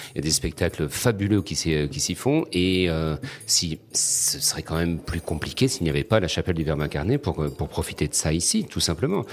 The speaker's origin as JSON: {"language": "French", "country": "Réunion", "said": "notre petit bout de caillou perdu au milieu de l'océan Indien et dire bah nous on vient de là"}